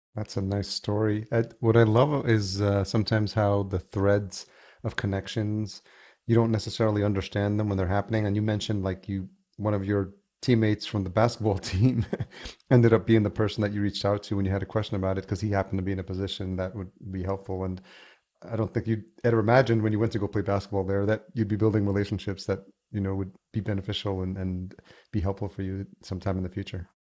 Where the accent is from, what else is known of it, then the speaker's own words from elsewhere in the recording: New York, United States; moved away as an adult; also born or lived in Los Angeles, California; now in Minneapolis, United States; I grew up in New York